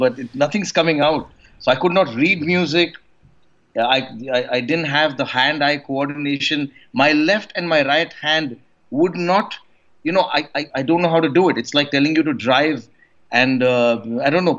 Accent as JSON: {"language": "English", "country": "India", "tie": "born or raised there", "said": "I grew up in a very small town in India"}